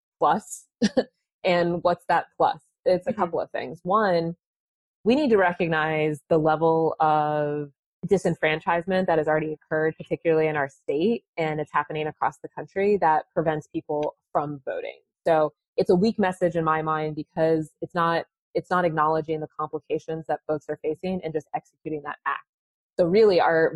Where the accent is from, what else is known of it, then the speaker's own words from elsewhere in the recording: Columbus, Ohio, United States; also born or lived in Washington; growing up in Columbus